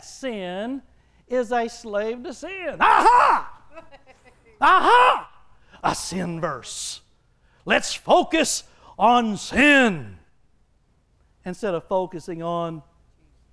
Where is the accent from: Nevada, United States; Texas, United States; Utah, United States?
Texas, United States; He had me born in Texas, and I was birthed into a family